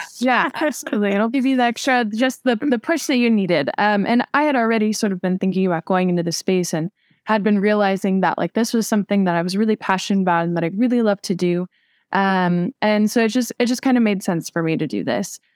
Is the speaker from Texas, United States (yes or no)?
no; Southern California, United States; I'm actually from Southern California